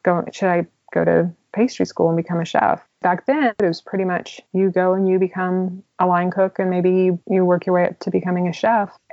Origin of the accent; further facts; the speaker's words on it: Houston, Texas, United States; moved away; also born or lived in Italy; I'm from Houston, so I'm used to sunshine all year round